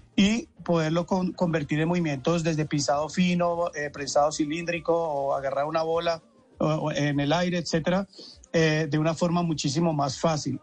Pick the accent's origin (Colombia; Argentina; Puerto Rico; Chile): Colombia; Cali, Valle del Cauca; moved away as an adult; also born or lived in Bogotá, Colombia; now in Mexico; yo soy caleño